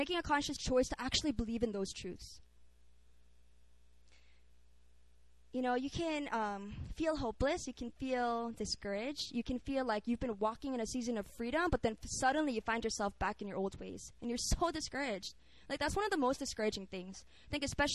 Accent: Philippines; now in South Korea; I grew up in the Philippines

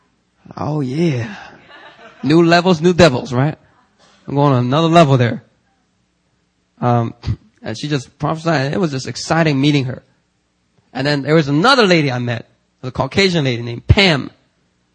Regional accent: Philadelphia, Pennsylvania, United States; also born or lived in Korea; I'm from Philly

